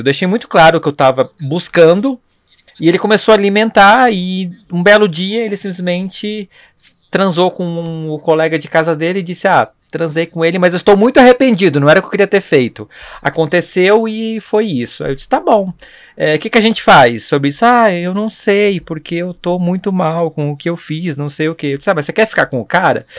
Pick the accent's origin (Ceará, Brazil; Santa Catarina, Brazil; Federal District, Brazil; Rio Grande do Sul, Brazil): Santa Catarina, Brazil; Blumenau; now in São Paulo, Brazil; Eu sou de Blumenau